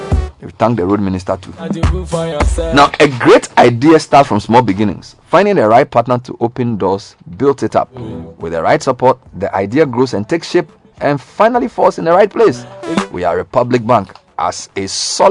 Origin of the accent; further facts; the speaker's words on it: Ghana; as a Ghanaian citizen